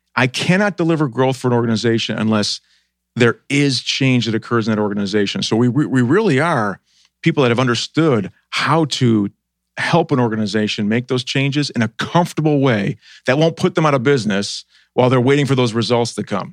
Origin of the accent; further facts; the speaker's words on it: Buffalo, New York, United States; moved away as an adult; also born or lived in Boston; now in Columbus, United States; I grew up in Buffalo.